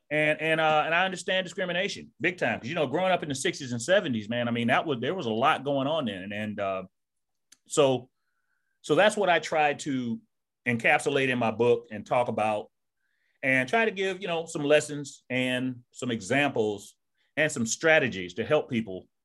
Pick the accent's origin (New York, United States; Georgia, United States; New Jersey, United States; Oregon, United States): Georgia, United States; this is not how I spoke when I was a, a young man growing up in Georgia. I, I used a lot of slang. Yeah. You know, from the South, man.